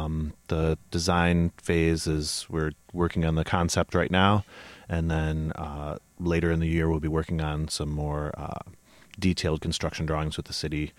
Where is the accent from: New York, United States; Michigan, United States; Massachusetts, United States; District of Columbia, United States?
Michigan, United States; Ann Arbor; I'm from Ann Arbor.